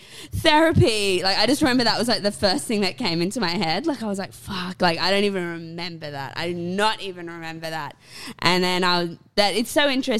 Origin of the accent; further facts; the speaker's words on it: Port Macquarie, New South Wales, Australia; moved away as an adult; also born or lived in England / Sydney, Australia; now in Brisbane, Australia; I was in my hometown of Port Macquarie